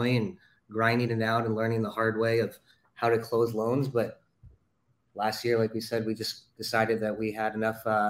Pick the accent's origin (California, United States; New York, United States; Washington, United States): California, United States; Los Angeles; we're both from Los Angeles